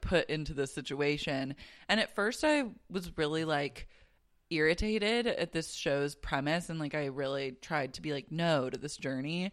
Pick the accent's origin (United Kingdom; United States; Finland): United States; Oklahoma City, Oklahoma; I was raised in Oklahoma City